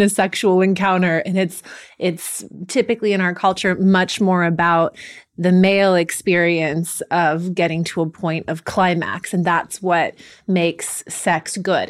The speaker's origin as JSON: {"language": "English", "area": "the Bay Area", "region": "California", "country": "United States", "tie": "born or raised there", "said": "growing up in the Bay Area"}